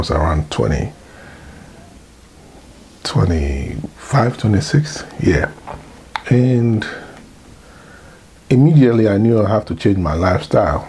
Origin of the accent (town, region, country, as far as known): Ghana; moved away as an adult; now in United States